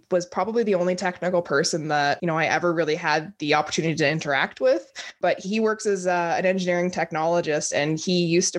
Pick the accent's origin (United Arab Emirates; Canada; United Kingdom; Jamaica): Canada; Grande Prairie, Alberta; also born or lived in Whitehorse, Yukon; I was born up in Whitehorse, Yukon back in 1991, and I was raised in Grand Prairie.